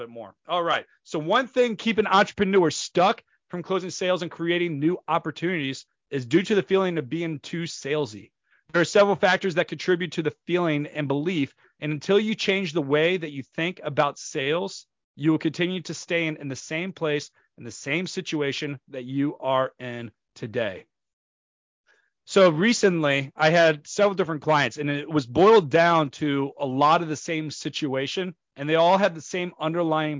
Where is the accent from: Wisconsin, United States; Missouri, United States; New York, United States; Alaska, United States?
Missouri, United States; St. Louis; I come from St. Louis, Missouri, which is in the United States. So in the St. Louis, Missouri, I grew up from a young age